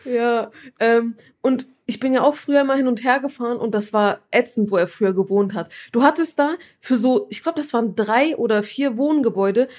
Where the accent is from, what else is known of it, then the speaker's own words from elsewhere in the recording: Turkey; ich bin ja Türkin